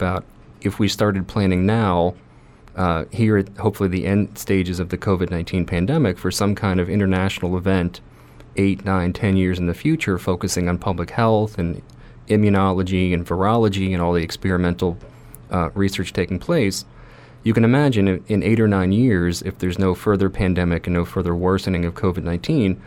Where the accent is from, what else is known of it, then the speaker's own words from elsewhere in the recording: Farragut, Tennessee, United States; I grew up in Knoxville